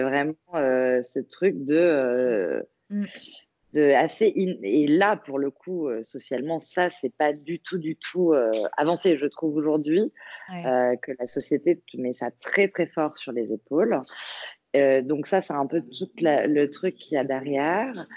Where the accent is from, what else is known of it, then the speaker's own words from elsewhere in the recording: Paris, Île-de-France, France; je suis parisienne